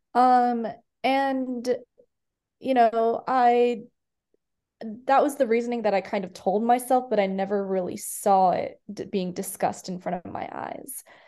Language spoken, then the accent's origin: English; Iowa City, Iowa, United States; moved away as an adult; also born or lived in India; I grew up in Iowa City, which is where um, the university is located